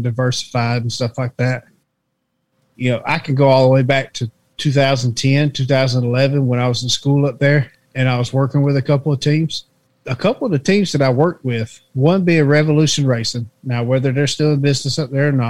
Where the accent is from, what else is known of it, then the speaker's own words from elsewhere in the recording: the South, United States; I grew up in the South